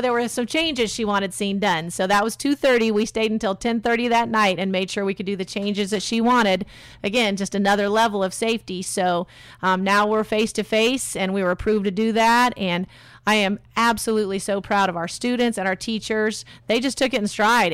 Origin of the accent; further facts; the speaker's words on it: Kalamazoo, Michigan, United States; also born or lived in North Carolina; now in Indianapolis, United States; I am from Kalamazoo, Michigan originally.